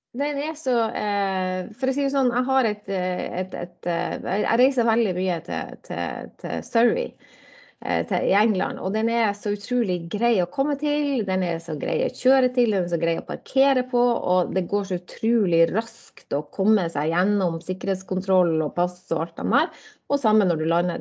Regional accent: Fauske, Nordland, Norway; also born or lived in Bodø; now in Drammen, Norway; jeg er, jo, born and bred. Da, sånn jeg er jo, jeg jo eh, bodøværing, eller fauskeværing egentlig

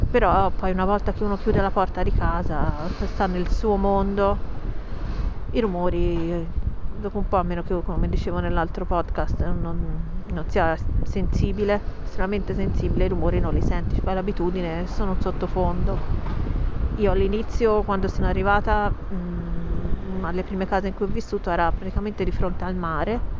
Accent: Pisa, Tuscany, Italy; Io sono nata a Pisa, quindi lo so che dall'accento non si direbbe che sono toscana, ma così è.

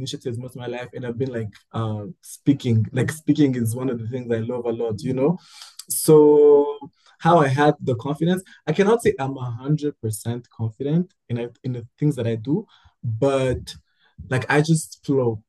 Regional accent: Rwanda; I am from Rwanda. I am Rwandan, born and raised.

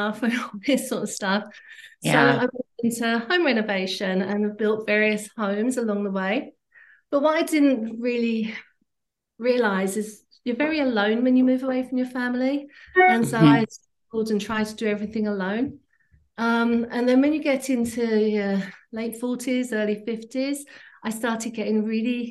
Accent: England, United Kingdom; moved away as an adult; now in Canada; I grew up in England

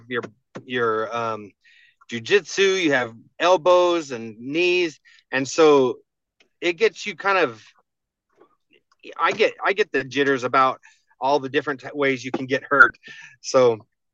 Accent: New Mexico, United States; my home state

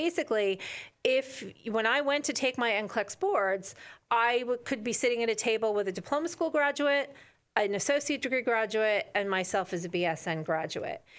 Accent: New Jersey, United States; I am from New Jersey. I love New Jersey.

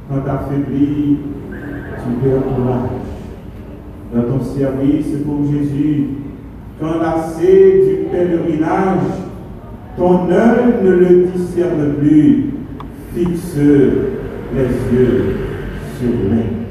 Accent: Haiti; chez nous en Haïti

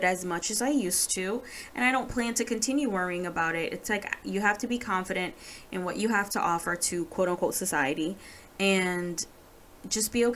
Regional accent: Jamaica; I'm Jamaican

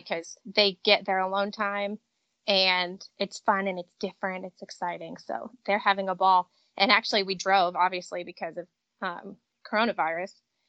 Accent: Connecticut, United States; also born or lived in Washington, D.C. / Louisville, Kentucky; Yep, I was born and raised in Connecticut.

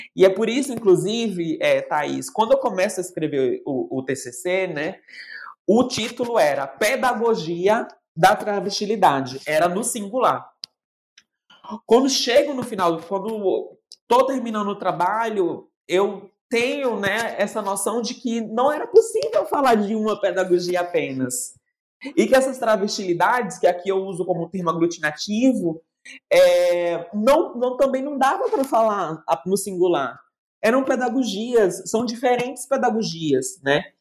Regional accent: Northeast Region, Brazil; now in São Paulo, Brazil; E depois eu vou para o Nordeste, porque eu preciso também dar esse retorno para minha terra natal

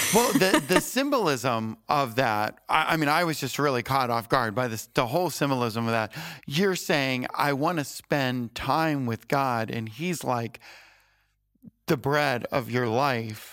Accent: Florida, United States; moved away as an adult; I was from Florida

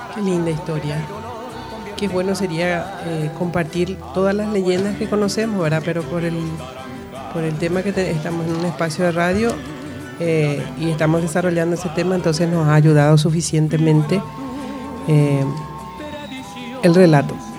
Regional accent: Paraguay; nosotros somos paraguayos, tenemos nuestra propia forma de ser

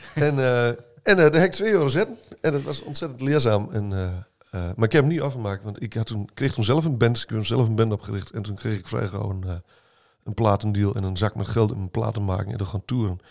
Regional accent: Heino, Overijssel, Netherlands; accent: Sallands; also born or lived in Olst; toen ik in jaar 4 was, verhuisd naar, uh, naar Heino. Dus ik ben echt overgehuurd in Heino

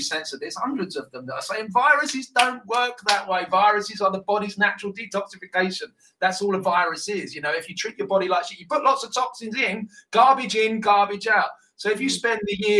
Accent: United Kingdom; accent: British

